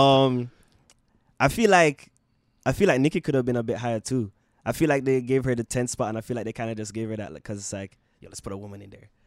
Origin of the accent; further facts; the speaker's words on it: Jamaica; now in Canada; growing up in Jamaica